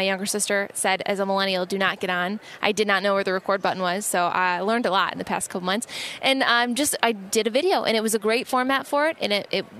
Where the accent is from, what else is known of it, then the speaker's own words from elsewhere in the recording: Midwest, United States; growing up in the Big Ten territory, I knew that dynamic pretty well.